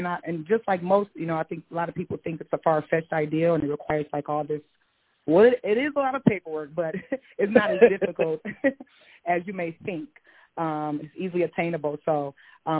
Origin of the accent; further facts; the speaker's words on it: Michigan, United States; moved away as an adult; now in Atlanta, United States; I currently reside in Atlanta, Georgia. I'm from Michigan